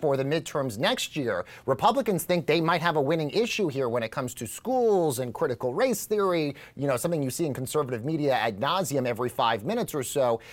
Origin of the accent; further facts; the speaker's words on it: New York City, New York, United States; as a New Yorker who lived in the city during the pandemic